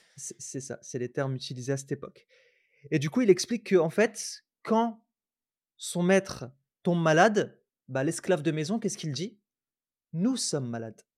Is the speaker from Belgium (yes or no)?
no; Roubaix, Hauts-de-France, France; je suis pas que roubaisien parce que j'ai grandi à Roubaix.